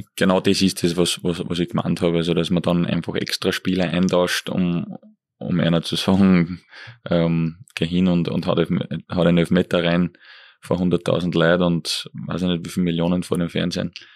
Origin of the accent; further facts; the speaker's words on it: Eferding, Upper Austria, Austria; Ich bin zweisprachig auf, aufgewachsen in Evering